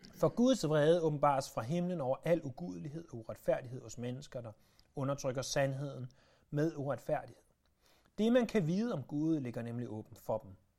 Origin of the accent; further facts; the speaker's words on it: Denmark; vi som danskere